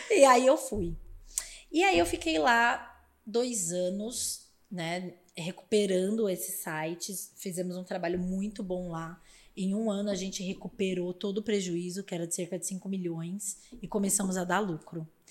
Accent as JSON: {"language": "Portuguese", "region": "São Paulo", "country": "Brazil", "tie": "born or raised there", "said": "eu cresci numa família muito humilde na Zona Leste de São Paulo"}